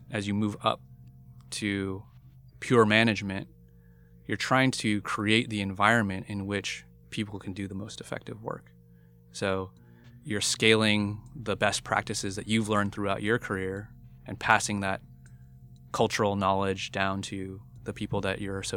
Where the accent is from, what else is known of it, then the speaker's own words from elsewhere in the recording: United States; I was born and raised in the United States